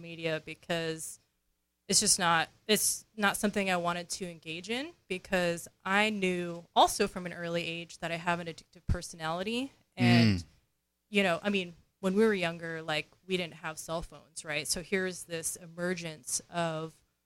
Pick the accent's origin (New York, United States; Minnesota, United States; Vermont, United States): New York, United States; So I grew up in New York, and New York is an extroverted culture, right?